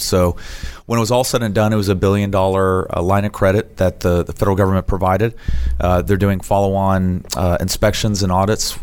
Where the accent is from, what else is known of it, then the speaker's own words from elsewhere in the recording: South Florida, United States; moved away as an adult; now in Texas, United States; I grew up in South Florida